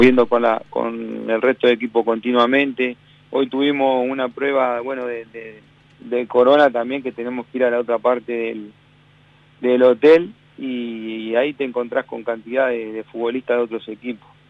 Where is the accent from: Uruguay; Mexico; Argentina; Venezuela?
Uruguay; moved away as an adult; also born or lived in Zaragoza, Spain; now in United States; yo me fui de Uruguay con 21 casi recién cumplido